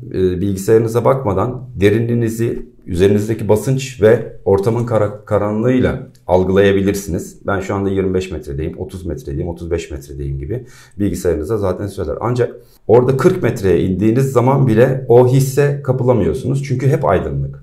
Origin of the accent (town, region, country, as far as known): İzmir, Turkey